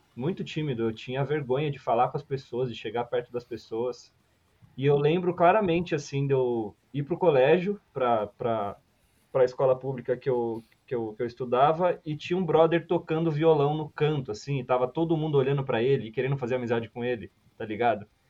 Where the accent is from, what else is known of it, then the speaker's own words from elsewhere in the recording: São Paulo, Brazil; eu sou, eu sou de São Paulo